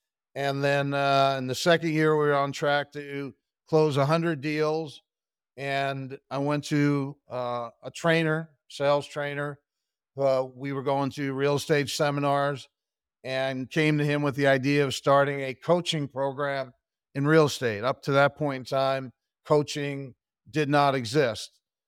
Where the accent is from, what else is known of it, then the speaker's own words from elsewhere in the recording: Pennsylvania, United States; Sure. I grew up outside of Philadelphia, Pennsylvania, in Bucks County. Went to the College of William and Mary.